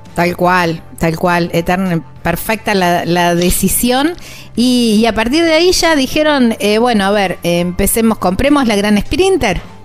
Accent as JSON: {"language": "Spanish", "area": "near Rosario", "region": "Santa Fe", "country": "Argentina", "said": "Son de una ciudad muy cerquita de donde soy yo, son de Rosario, del sur de la provincia de Santa Fe, casi coterráneos diría yo"}